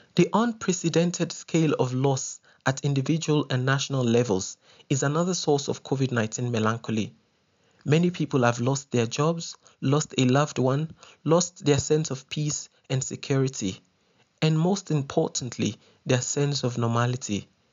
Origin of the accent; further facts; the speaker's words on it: Ibadan, Oyo, Nigeria; moved away as an adult; now in South Africa; I spent my formative and adult years in Ibadan, one of Nigeria's most popular and populous cities.